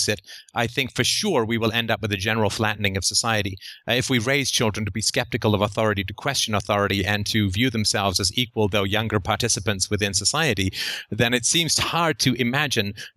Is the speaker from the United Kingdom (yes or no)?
yes; England, United Kingdom; I grew up in England